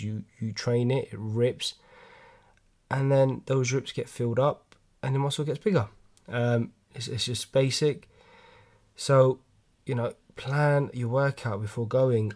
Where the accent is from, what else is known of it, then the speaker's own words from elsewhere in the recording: London, United Kingdom; I'm from London, as you can tell from my accent